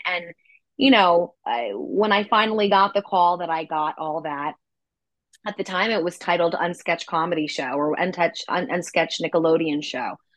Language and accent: English; New York City, New York, United States; as far as New York City goes, um, that's my hometown. I'm from Manhattan.